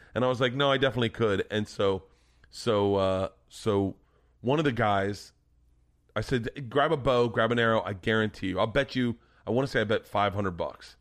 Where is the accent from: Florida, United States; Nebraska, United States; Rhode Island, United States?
Florida, United States; growing up in Florida, there were al-, always compound bows or recurve bows around.